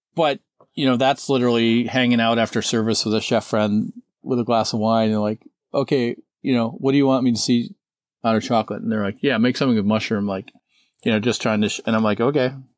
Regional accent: Madison, Wisconsin, United States; my hometown, which in Madison, Wisconsin

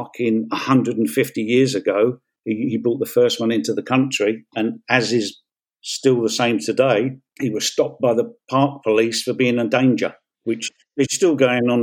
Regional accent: London, United Kingdom; while I was growing up in Peckham

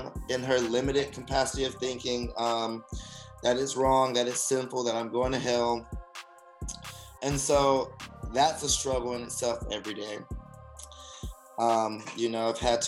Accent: Alabama, United States; moved away as an adult; now in Los Angeles, United States; I'm actually from Alabama. Born and raised in the South

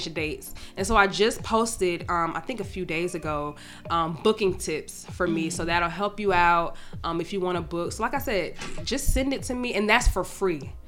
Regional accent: Atlanta, Georgia, United States; most of my clientele is from Atlanta and I'm from Atlanta

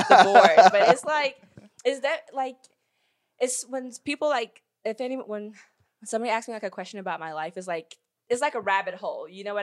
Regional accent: Frederick, Maryland, United States; also born or lived in Guinea; But I'm like African, like for real. Like I was born there, my family's there, but I grew up in Maryland, and then we just go back and forth and like visit and stuff.

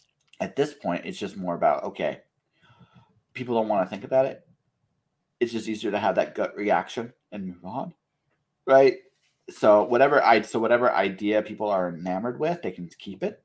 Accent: Canada; I'm a Canadian

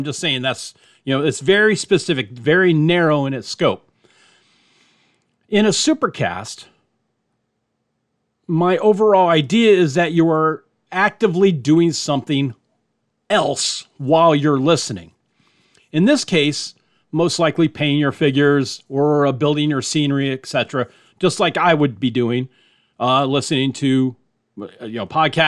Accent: Miami, Florida, United States; When I was growing up in Miami

